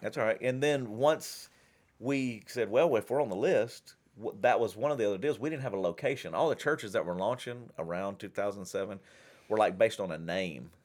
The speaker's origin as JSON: {"language": "English", "town": "Shreveport", "region": "Louisiana", "country": "United States", "tie": "born or raised there", "said": "where I grew up in Shreveport"}